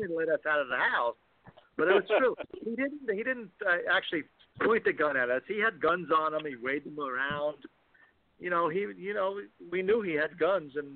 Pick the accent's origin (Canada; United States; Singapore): United States; New York City, New York; We all grew up in Forest Hills